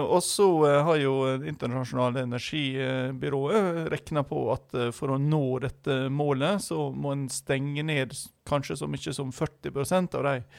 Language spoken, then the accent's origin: Norwegian; Western Norway, Norway; jeg som vestlending